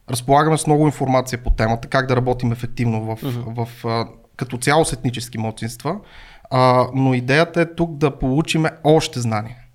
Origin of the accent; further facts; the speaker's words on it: Byala Slatina, Vratsa Province, Bulgaria; moved away as an adult; also born or lived in Blagoevgrad; now in Sofia, Bulgaria; По принцип съм родом от Бяла Слатина, едно Бяла малко селце, село Тарнак се казва.